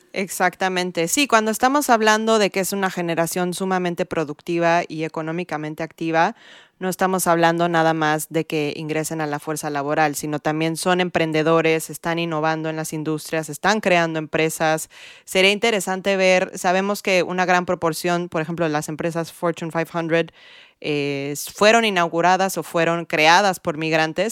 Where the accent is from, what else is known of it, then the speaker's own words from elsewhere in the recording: Mexico City, Mexico; also born or lived in California; now in New York, United States; crecí en la Ciudad de México